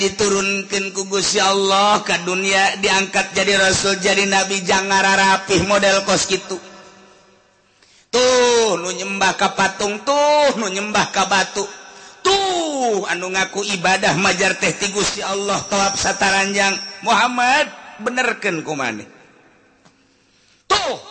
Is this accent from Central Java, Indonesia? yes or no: no; Cirebon, West Java, Indonesia; kita orang Cirebon kita nggak dawaan tuh